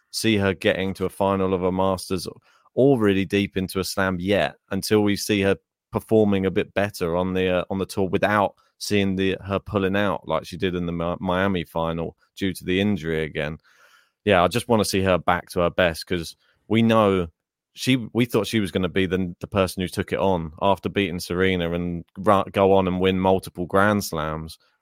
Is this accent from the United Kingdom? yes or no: yes; United Kingdom; we have a very multicultural society